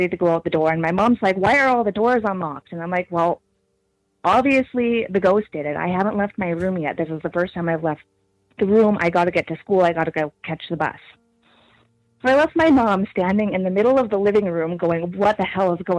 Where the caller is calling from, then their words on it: Regina, Saskatchewan, Canada; I'm calling from Regina, Saskatchewan.